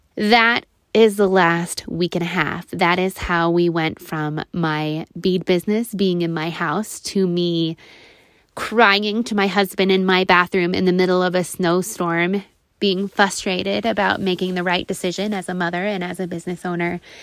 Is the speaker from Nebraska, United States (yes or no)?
yes; Nebraska, United States; my hometown in Nebraska